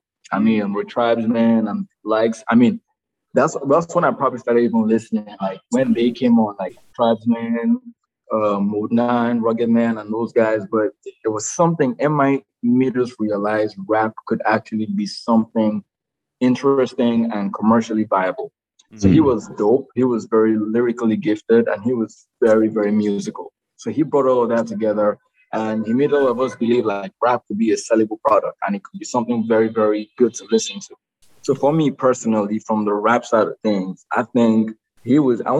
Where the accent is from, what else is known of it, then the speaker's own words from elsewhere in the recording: Nigeria; growing up in Nigeria